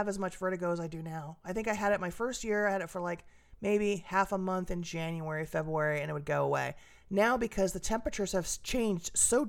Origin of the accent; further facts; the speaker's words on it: California, United States; I grew up in Southern California